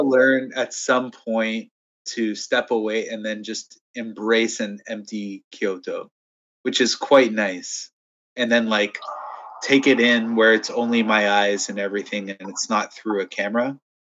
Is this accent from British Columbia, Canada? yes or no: no; Toronto, Ontario, Canada; I'm from Toronto, so I love my city